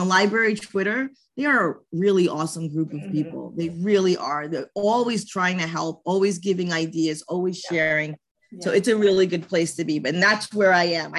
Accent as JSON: {"language": "English", "town": "New York City", "region": "New York", "country": "United States", "said": "I'm from New York State, I'm from New York City"}